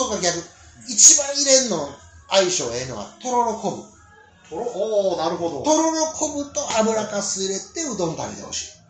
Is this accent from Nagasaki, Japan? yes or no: no; Matsubara, Osaka, Japan; 南大阪で生まれ育っとる